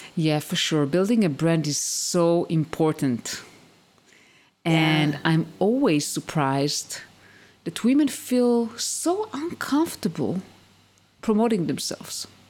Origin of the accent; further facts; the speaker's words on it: Israel; moved away as an adult; also born or lived in United States; I used to live in the US and we moved back to my home country, to Israel.